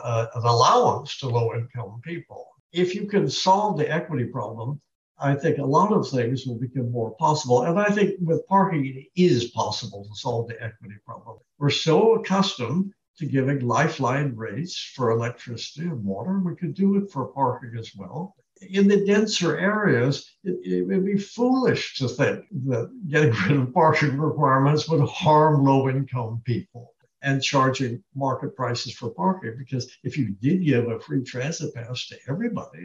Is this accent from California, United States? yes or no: yes; Long Beach, California, United States; I was born in Long Beach.